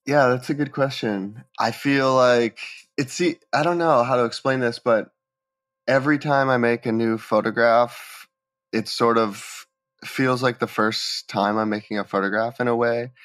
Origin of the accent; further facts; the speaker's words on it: Bethlehem, Pennsylvania, United States; I grew up in Bethlehem, Pennsylvania, which is a small city, maybe about two hours from New York City.